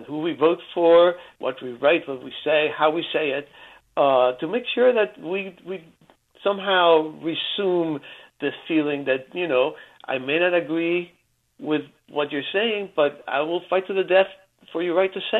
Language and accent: English; Cuba; moved away; I was born in Cuba